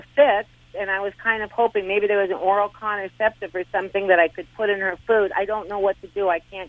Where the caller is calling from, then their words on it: Arizona, United States; The Northern Arizona Mountains.